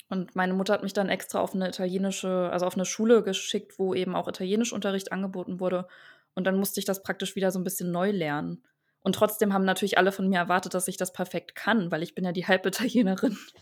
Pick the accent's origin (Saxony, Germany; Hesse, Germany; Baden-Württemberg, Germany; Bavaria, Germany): Saxony, Germany; Dresden; also born or lived in Verona, Italy; Ich bin in Deutschland geboren